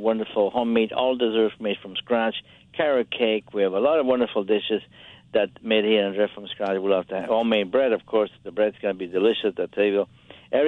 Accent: Italy; moved away; I grew up in Italy, as you know, we like opera.

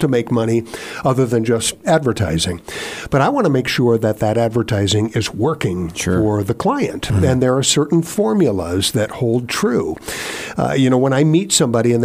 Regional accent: Ohio, United States; moved away as an adult; also born or lived in Minnesota / Colorado / Oklahoma / North Carolina; now in Virginia, United States; I grew up in Ohio, but upon getting a career in radio, I have spent time in Minnesota and Colorado, Oklahoma, like I told you about, North Carolina

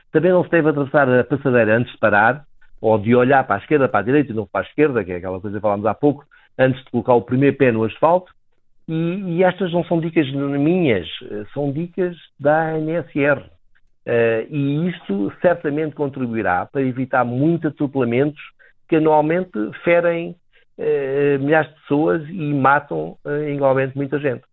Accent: Beja, Alentejo, Portugal; moved away; eu sou natural de Beja

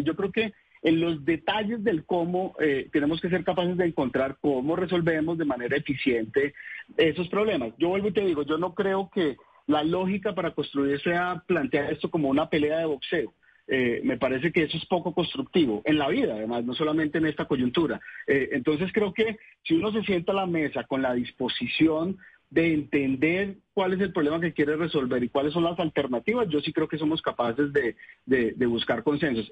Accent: Buga, Valle del Cauca, Colombia; moved away as an adult; also born or lived in Cali; now in Bogotá, Colombia; yo soy caleño, me crié en Buga y soy bogotano por adopción

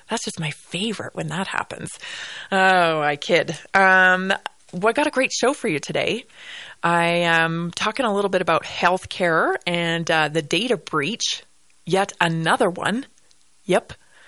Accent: British Columbia, Canada; Yeah, I'm from British Columbia. We didn't really get a lot of snow when I was growing up, especially.

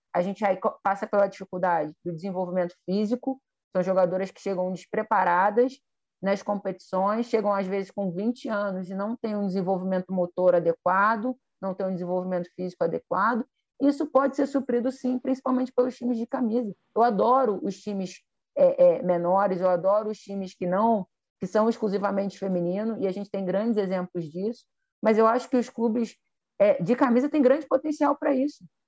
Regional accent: Rio de Janeiro, Brazil; como carioca

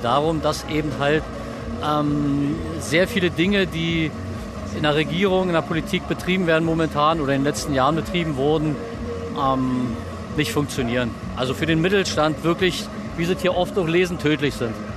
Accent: Märkisch-Oderland, Brandenburg, Germany; Ich bin aus dem Märkischen Oderland

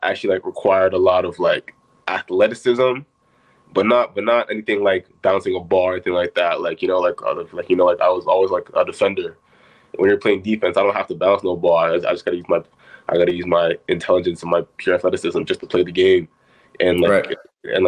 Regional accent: Markham, Ontario, Canada; I was born in Markham, Ontario, about a couple of minutes outside Toronto, basically Toronto

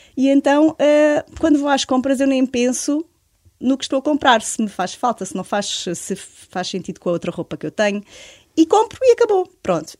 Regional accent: Alentejo, Portugal; moved away as an adult; now in Lisbon, Portugal; vivo em Lisboa, mas sou alentejana. Eh, vim para Lisboa aos 26 anos

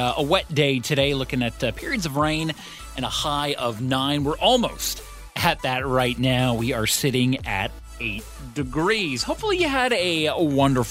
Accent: Ottawa, Ontario, Canada; now in Victoria, Canada; when I grew up in Ottawa

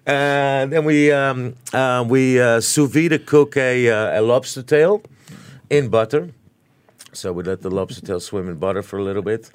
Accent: New Zealand; now in Singapore; I grew up in New Zealand myself

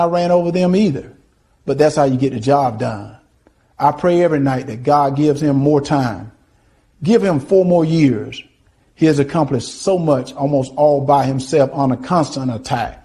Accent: Deep South, United States; Growing up in the Deep South

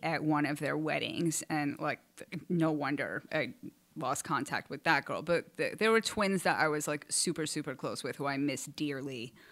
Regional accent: Port Chester, New York, United States; moved away as an adult; also born or lived in Westchester County, New York; I was born in Portchester, you know, New York at United Hospital

